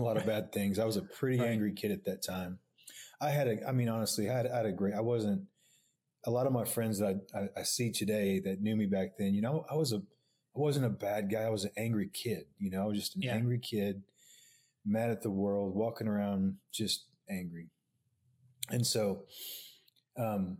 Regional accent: Oklahoma City, Oklahoma, United States; I grew up here in Oklahoma City, Northwest OKC

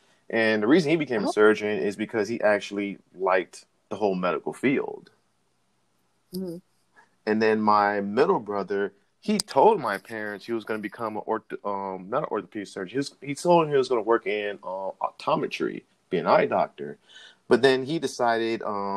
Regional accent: Miami, Florida, United States; I was born and raised down in Miami, Florida

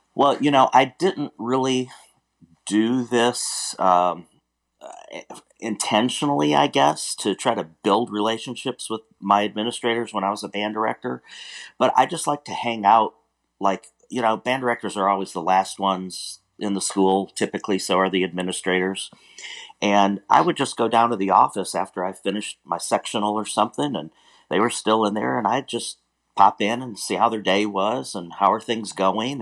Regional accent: Warren, Michigan, United States; moved away as an adult; now in Houston, United States; I grew up in Warren, Michigan

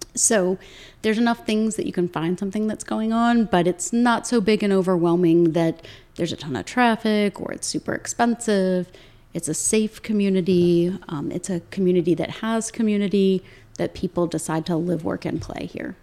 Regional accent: Williamsburg, Virginia, United States; moved away as an adult; also born or lived in St. Louis, Missouri; now in Winchester, United States; we grew up in Virginia and we were living in St. Louis

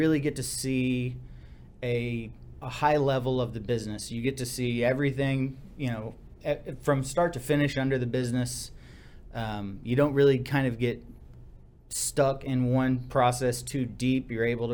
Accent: Seguin, Texas, United States; also born or lived in Austin, Texas; I grew up in Seguin, small town, kind of in between San Antonio and Austin

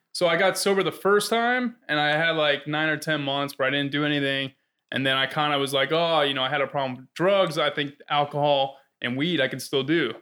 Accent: South Florida, United States; I grew up in South Florida

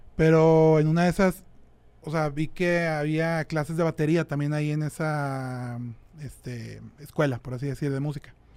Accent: San Pedro Garza García, Nuevo León, Mexico; soy de Monterrey, de San Pedro.

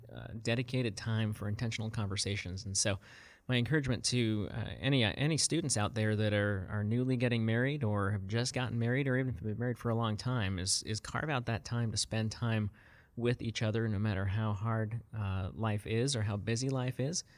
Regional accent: South Africa; moved away; grew up, um, in apartheid South Africa as a, as a young child.

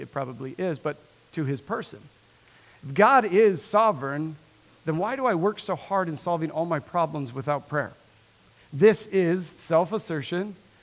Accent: Nebraska, United States; born and raised in Nebraska

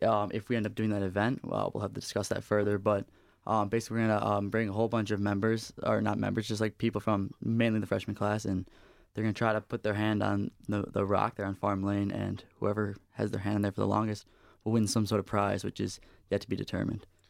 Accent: New York, United States; moved away as an adult; now in East Lansing, United States; I come from out of state. I come from New York, and coming to school here, I knew absolutely nobody

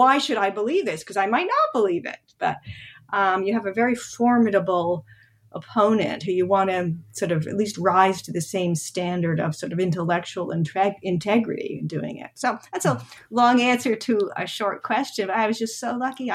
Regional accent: Montreal, Quebec, Canada; moved away as an adult; also born or lived in Toronto; now in United States; I'm from Montreal and in Quebec. After high school, you go to what's called Cégep.

